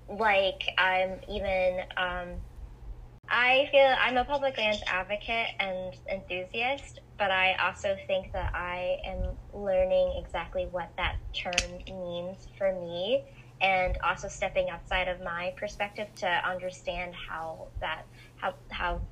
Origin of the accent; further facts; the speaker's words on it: Gainesville, Florida, United States; now in Vero Beach, United States; me growing up in Gainesville